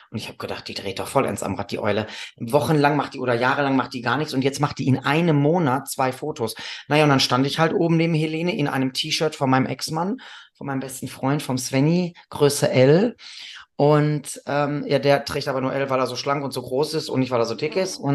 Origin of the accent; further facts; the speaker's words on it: Northern Germany, Germany; Ich komme aus dem Norden, ich weiß das nicht.